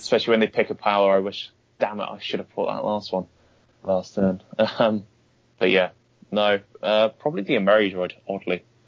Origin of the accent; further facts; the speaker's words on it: Bournemouth, South West England, United Kingdom; my hometown of Bournemouth, uh, which is about an hour away from London.